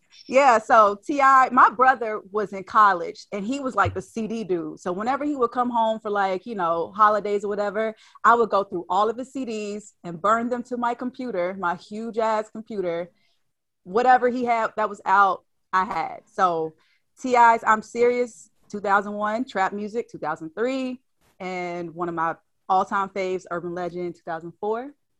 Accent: the South, United States; I'm from the South

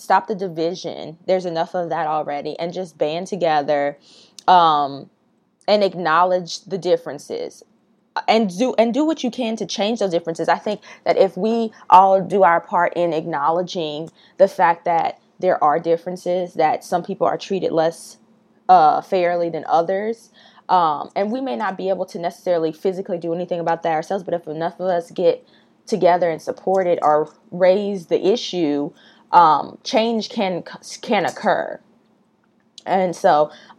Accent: the South, United States; Growing up in the South

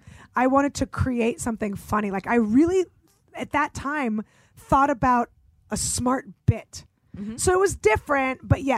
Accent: San Francisco, California, United States; also born or lived in Russia (Soviet Union); I grew up in San Francisco

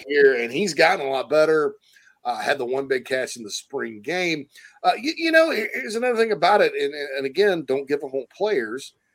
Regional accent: Spartanburg, South Carolina, United States; right there in my hometown of Spartanburg, Daniel Morgan Avenue

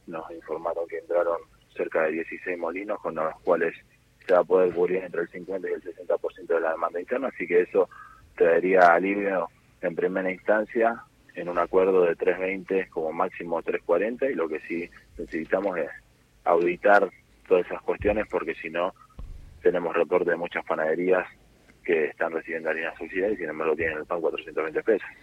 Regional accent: Avellaneda, Buenos Aires Province, Argentina; born or raised there

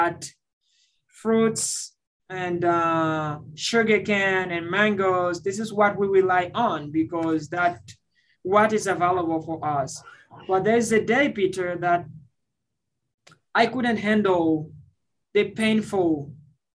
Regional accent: Centre, Haiti; moved away; also born or lived in Dominican Republic; I was born in Haiti and raised in the Dominican Republic. And I lost my parents at the age of 8. Living in the central part of Haiti

